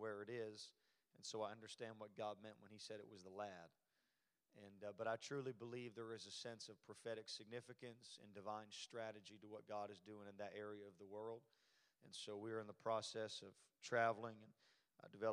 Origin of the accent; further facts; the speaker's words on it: Canada; moved away; born and raised in Canada, but I'm glad the Lord introduced me to the South